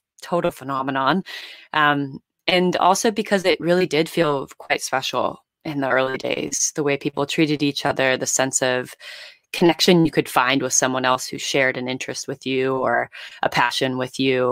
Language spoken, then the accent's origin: English; California, United States; now in New York City, United States; I'm based in New York City, born and raised in California